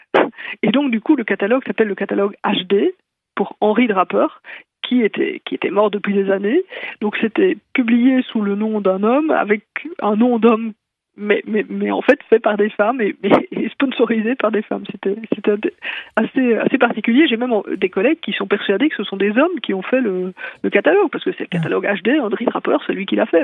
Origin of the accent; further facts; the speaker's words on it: Belgium